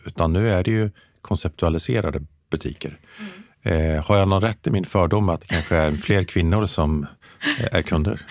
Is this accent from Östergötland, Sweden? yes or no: yes; Mjölby, Östergötland, Sweden; i Mjölby där jag växte upp